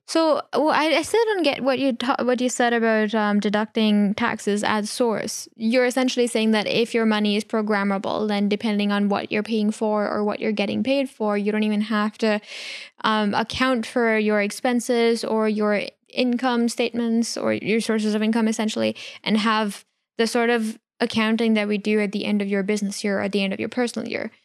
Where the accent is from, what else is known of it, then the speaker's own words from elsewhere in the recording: India; moved away; I grew up in India